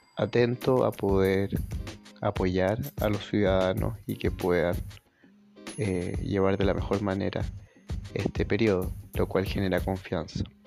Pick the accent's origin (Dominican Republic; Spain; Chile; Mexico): Chile